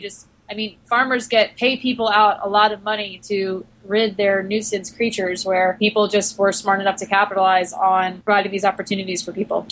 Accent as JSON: {"language": "English", "area": "Long Island", "region": "New York", "country": "United States", "tie": "born or raised there", "said": "I grew up in New York, on Long Island"}